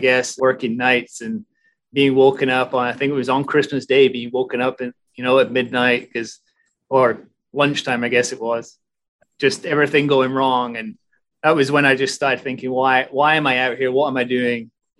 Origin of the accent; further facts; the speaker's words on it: Germany; born there; also born or lived in Aberdeen / Edinburgh; So originally born in Germany, raised as an army brat, I guess, before ending up in Aberdeen through my dad. Oh, I ended up in Scotland through my dad. So I went to college in Edinburgh